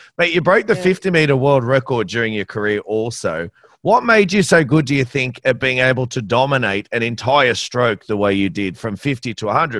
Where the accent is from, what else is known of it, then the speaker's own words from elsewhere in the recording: Australia; as an Aussie